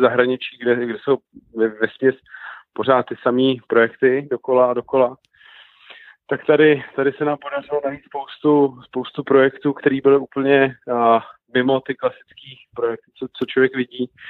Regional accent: Czechia; my Češi tady jsme tvořiví lidi

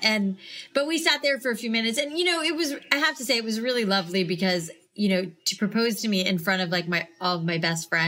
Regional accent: Boca Raton, Florida, United States; moved away as an adult; also born or lived in New York City; I grew up in South Florida in Boca Raton

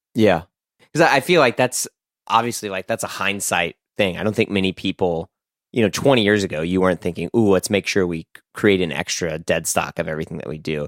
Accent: United States; just an American

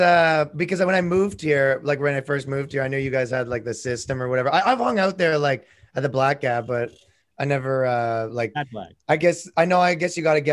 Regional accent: Canada; I'm from Canada.

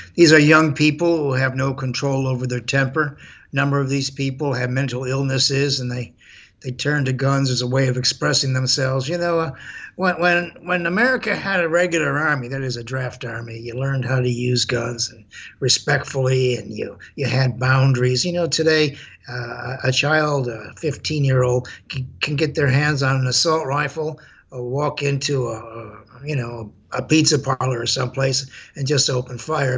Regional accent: Chicago, Illinois, United States; I grew up in Chicago

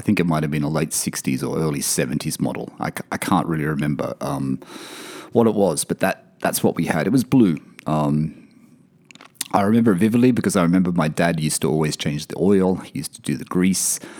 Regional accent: Wyong, New South Wales, Australia; born or raised there; also born or lived in Sydney / Blayney / Elizabeth Bay, Sydney

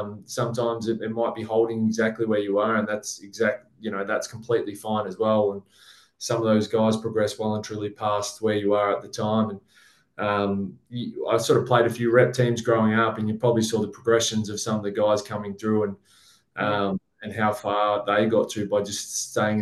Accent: Bendigo, Victoria, Australia; growing up in Bendigo

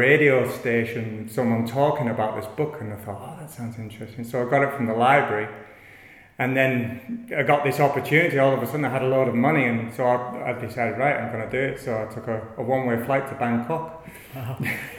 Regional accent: Manchester, North West England, United Kingdom; moved away as an adult; also born or lived in Barrow-in-Furness; now in New Plymouth, New Zealand; So it was brought up originally in Manchester, and so I spent about 10 years in Manchester and in bars and pubs.

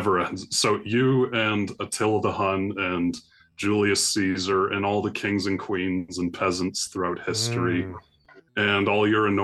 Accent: Canada; I'm Canadian, and I went to a number of cities across Canada

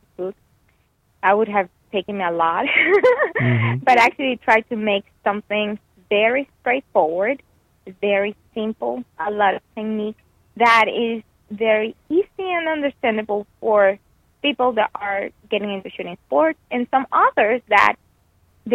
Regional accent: Venezuela; moved away; back in Venezuela, in my home country

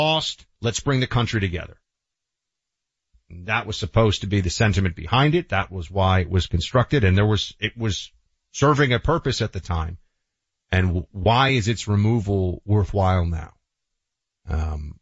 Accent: United States; as an American

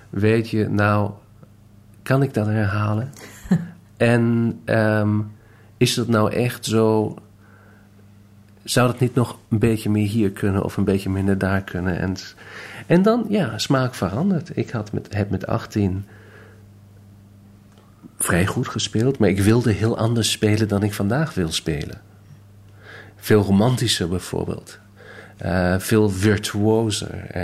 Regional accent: Detmold, North Rhine-Westphalia, Germany; also born or lived in Hamburg; Ik ben geboren in Hamburg, opgegroeid in een klein stadje met naam Detmold. Omdat hij had een goed muziekconservatorium.

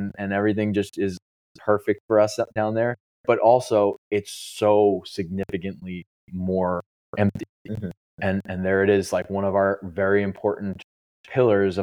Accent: New York, United States; I live in New York and I grew up surfing in New York.

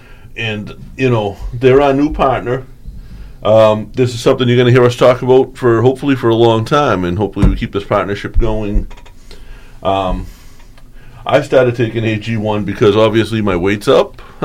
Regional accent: South Boston, Massachusetts, United States; Me and Joe grew up in a town. We grew up in South Boston, Massachusetts.

